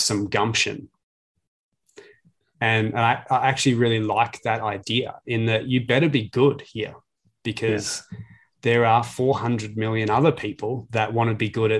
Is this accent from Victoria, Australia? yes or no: yes; Glen Waverley, Victoria, Australia; I'm from Glen Waverley. So yeah, we used to walk to games